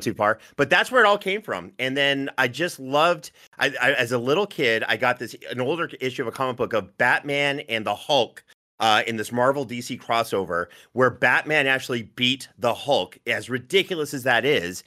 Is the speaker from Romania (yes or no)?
no; Northern Ontario, Canada; I'm from Northern Ontario